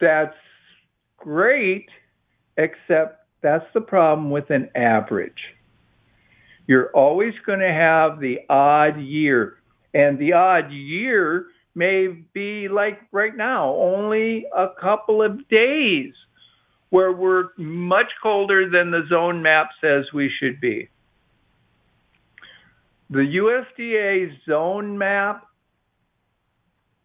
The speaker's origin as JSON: {"language": "English", "region": "Midwest", "country": "United States", "tie": "born or raised there", "moved": "yes", "lives_now": "Austin, United States", "said": "I grew up in the Midwest"}